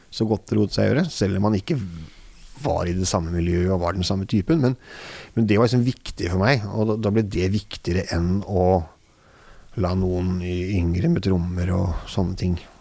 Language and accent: Norwegian; Oslo, Norway; Og det er jo der jeg kommer fra